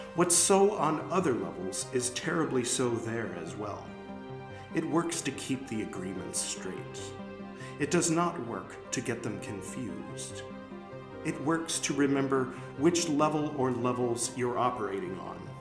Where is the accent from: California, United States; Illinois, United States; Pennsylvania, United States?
California, United States; Los Angeles; moved away as an adult; growing up in LA, I was in LA from the time I was born until a few years ago